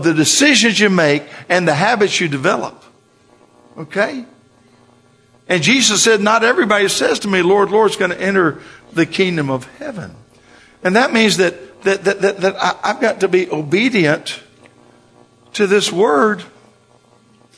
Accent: Florida, United States; I'm from Florida

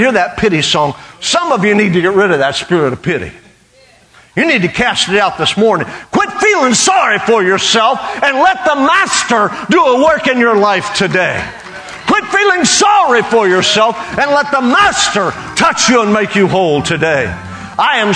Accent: Western Oklahoma, United States; I grew up a half-breed in Western Oklahoma

